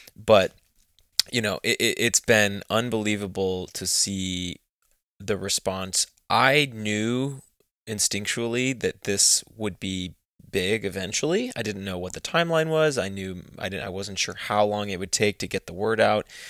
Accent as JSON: {"language": "English", "region": "Texas", "country": "United States", "tie": "born or raised there", "moved": "as an adult", "lives_now": "United Kingdom", "said": "I grew up in Texas"}